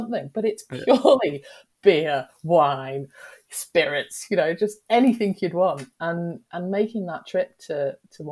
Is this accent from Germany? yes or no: no; Australia; now in United Kingdom; I grew up in Australia